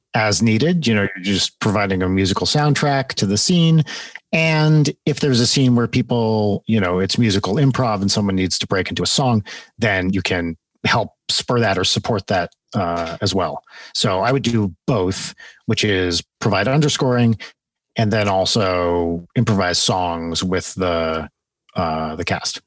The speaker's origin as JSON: {"language": "English", "region": "New Jersey", "country": "United States", "tie": "born or raised there", "also_born_or_lived": "London, United Kingdom", "said": "I grew up in North Jersey"}